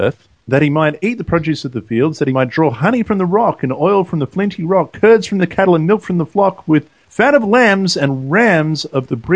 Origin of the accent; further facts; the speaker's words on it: Sydney, New South Wales, Australia; Both Hani and I, we grew up in Sydney